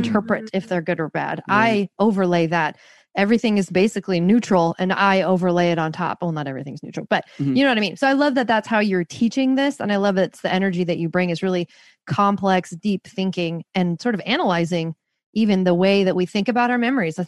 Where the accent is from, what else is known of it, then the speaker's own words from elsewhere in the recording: Seattle, Washington, United States; I'm from Seattle, like tattoos, who cares? Purple hair, no one cares.